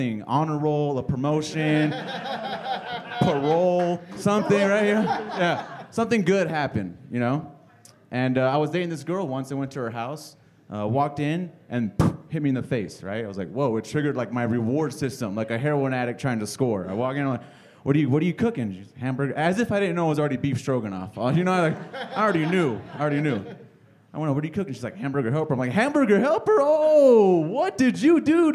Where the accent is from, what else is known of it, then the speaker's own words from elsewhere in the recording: Phoenix, Arizona, United States; I'm from South Phoenix.